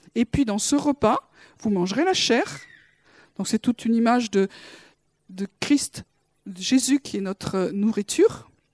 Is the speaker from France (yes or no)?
yes; France; en tant que Français